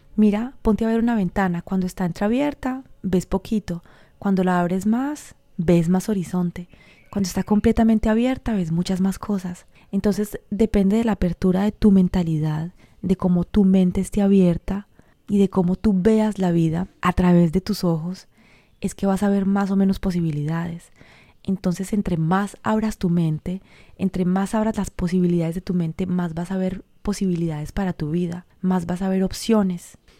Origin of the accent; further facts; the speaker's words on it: Colombia; soy colombiana, en toda esa cultura de mi país